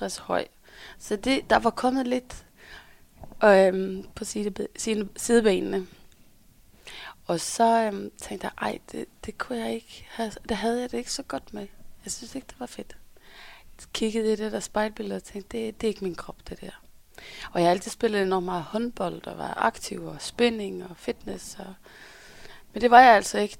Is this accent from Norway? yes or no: yes; Norway; accent: Norwegian; Danish is a second language; now in Denmark; jeg kommer fra Norge